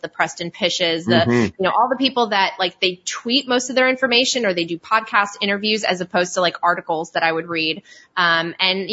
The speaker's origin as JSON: {"language": "English", "country": "Poland", "also_born_or_lived": "Italy", "moved": "yes", "said": "so I'm from Poland, and I also lived in Italy"}